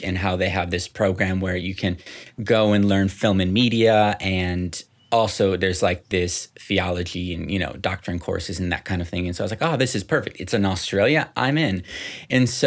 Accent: Dominican Republic; also born or lived in Guatemala; So I was born in Guatemala, um, was there until I was three years old. Then they moved to the Dominican Republic, which is where I spent the majority of my you know childhood.

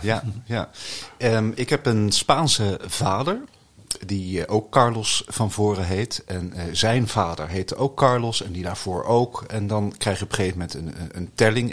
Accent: The Hague, South Holland, Netherlands; also born or lived in Barcelona, Spain; ik ben opgegroeid in Den Haag, in het Statenkwartier

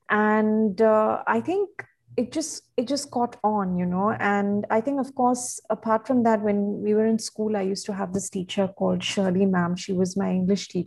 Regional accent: Bahrain; also born or lived in India; So, growing up in Bahrain, uh, especially because I moved uh, from India, much like yourself

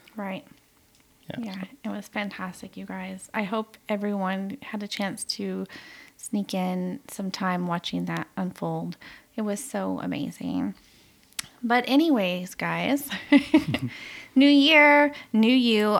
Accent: United States; moved away; my home country

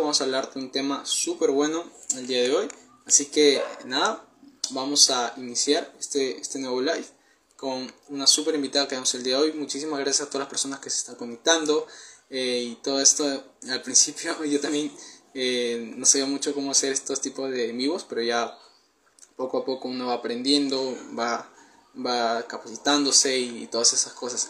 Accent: Peru; tengo 19 años, soy de Perú

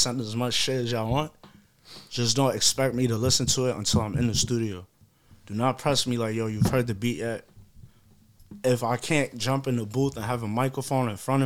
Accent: United States; I'm American born

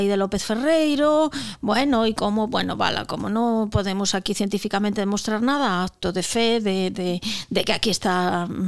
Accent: Vilagarcía de Arousa, Galicia, Spain; xa dixen antes que son de Vila García

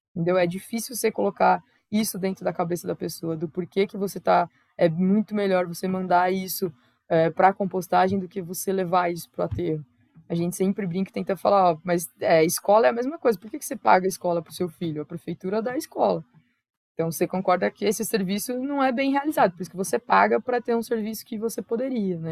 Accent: São Paulo, Brazil; also born or lived in Araraquara, São Paulo; Eu sou originalmente de lá, né, o Miocaria fica em Araraquara, interior de São Paulo, mas eu nasci em São Paulo, capital

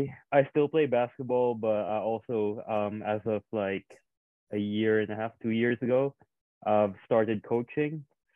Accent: Indonesia; also born or lived in Philippines; now in Canberra, Australia; I grew up in Asia. I grew up in Indonesia and the Philippines. It's totally different cultures. I moved here to a city called Canberra.

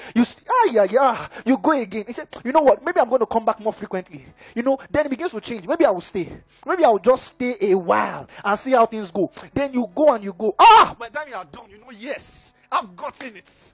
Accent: Ekiti, Nigeria; I'm from Ekiti.

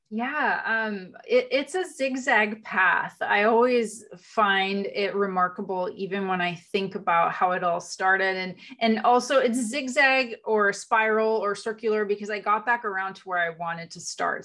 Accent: Canada; moved away as an adult; also born or lived in Europe / America; now in United States; So I was in Canada. I was born in Canada

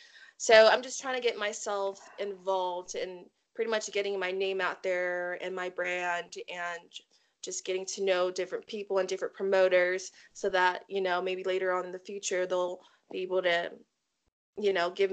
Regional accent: Samoa; Yeah, so just like I said, I was, you know, I was raised up in Samoa. So my character, I want it to be something that's a part of me. And being Samoan, you know, it comes with obstacles

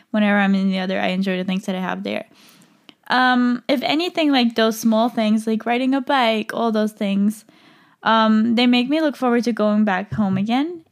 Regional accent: Switzerland; moved away as an adult; now in Madrid, Spain; I can't really see myself moving back to Switzerland

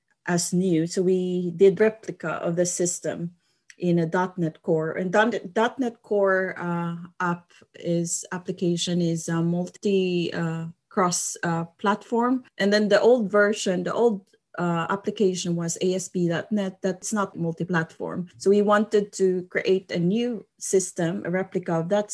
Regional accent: Philippines; moved away as an adult; now in Sundsvall, Sweden; I am originally from the Philippines

